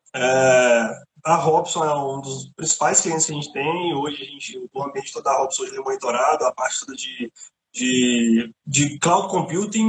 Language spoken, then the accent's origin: Portuguese; Contagem, Minas Gerais, Brazil; moved away as an adult; also born or lived in Eldorado, Contagem / Belo Horizonte; now in Ireland; eu sou mineiro, eu sou de Contagem, é, nascido e criado em Nova Contagem